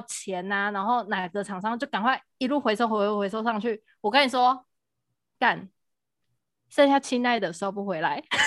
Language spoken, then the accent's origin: Chinese; Kaohsiung, Taiwan; 我们高雄